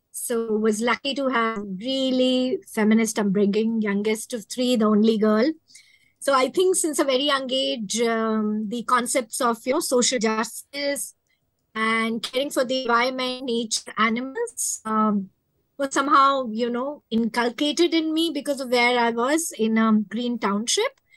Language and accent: English; Mumbai, Maharashtra, India; I'm from Mumbai, India.